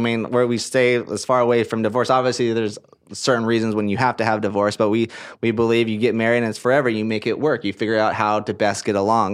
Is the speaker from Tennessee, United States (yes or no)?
no; Portland, Oregon, United States; moved away; also born or lived in Hawaii / Utah; I'm from Portland, Oregon. That's where I grew up. That's where I was raised.